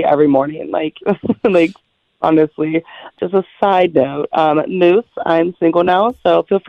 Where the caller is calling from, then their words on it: East Rochester, New York, United States; East Rochester.